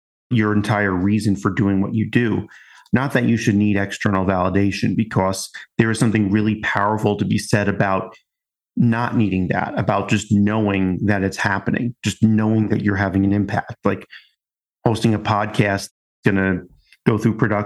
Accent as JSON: {"language": "English", "area": "Long Island", "region": "New York", "country": "United States", "moved": "yes", "said": "I'm originally from Long Island and just kind of talk that way"}